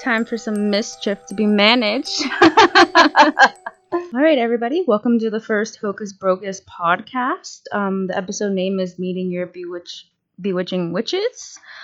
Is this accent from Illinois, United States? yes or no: no; outside of Pittsburgh, Pennsylvania, United States; moved away as an adult; now in Erie, United States; I grew up outside of Pittsburgh, about 45 minutes